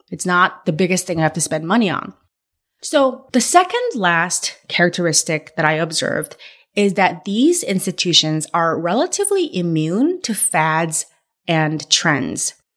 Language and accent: English; California, United States; moved away; I'm from California where In N Out was born and, but I've been away from California so long